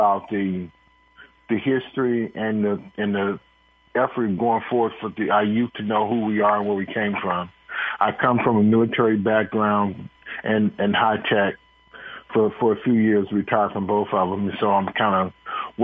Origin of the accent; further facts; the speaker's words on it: Detroit, Michigan, United States; now in Silicon Valley, United States; I'm from Detroit area